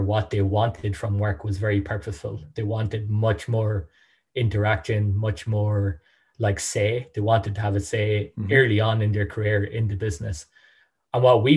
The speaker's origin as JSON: {"language": "English", "town": "Sligo", "region": "Connacht", "country": "Ireland", "tie": "born or raised there", "also_born_or_lived": "Dublin", "said": "Based out of Sligo, my hometown."}